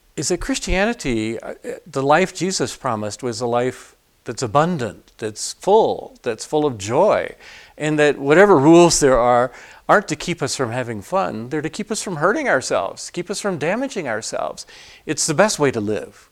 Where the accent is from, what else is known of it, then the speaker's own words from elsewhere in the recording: Atlanta, Georgia, United States; I grew up in Atlanta.